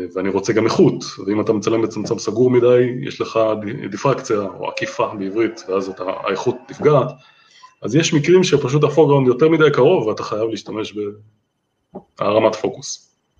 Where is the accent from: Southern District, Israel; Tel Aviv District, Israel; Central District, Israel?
Tel Aviv District, Israel; Holon; אני יליד ואני עדיין גר בחולון